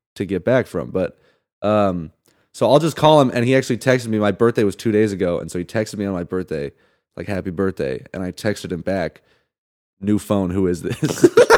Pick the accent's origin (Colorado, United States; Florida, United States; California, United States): California, United States; Santa Barbara; also born or lived in Salt Lake City, Utah / Michigan / Indiana / Palm Springs, California; I grew up in Santa Barbara